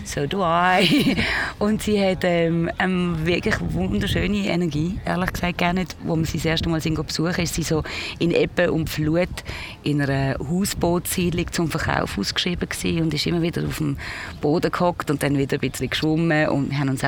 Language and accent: German; Pratteln, Basel-Landschaft, Switzerland; ich kann auch richtig Basel bieten, weil ich bin in Bratelen aufgewachsen